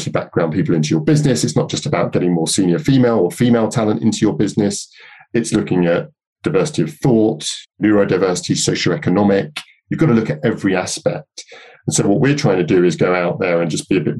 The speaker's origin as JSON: {"language": "English", "region": "London", "country": "United Kingdom", "tie": "born or raised there", "said": "I grew up in North London back in the sort of 70s and early 80s."}